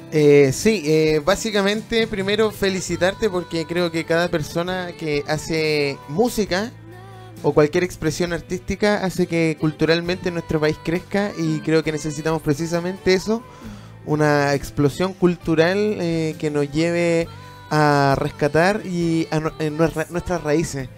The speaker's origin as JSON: {"language": "Spanish", "country": "Chile", "said": "Yo me siento muy chileno"}